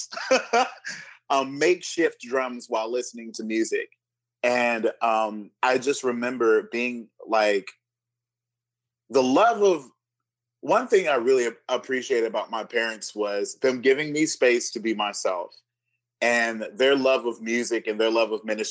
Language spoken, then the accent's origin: English; California, United States; I was raised in California